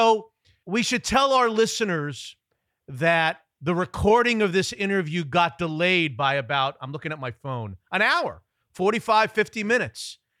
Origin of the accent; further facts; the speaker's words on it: Florida, United States; moved away as an adult; now in Seattle, United States; I grew up in Florida, and I remember my parents' faces on my mom and dad when I decided to move to Seattle 30 years ago.